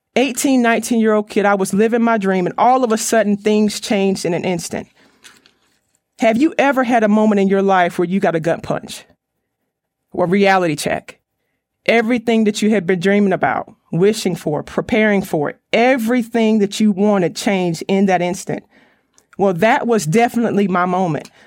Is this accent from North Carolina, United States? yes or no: yes; Raleigh, North Carolina, United States; I'm from the Raleigh, North Carolina area